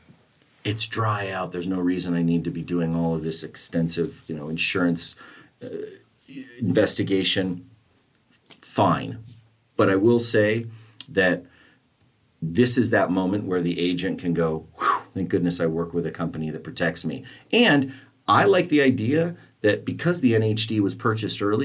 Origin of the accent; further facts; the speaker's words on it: Santa Barbara, California, United States; I grew up in Santa Barbara.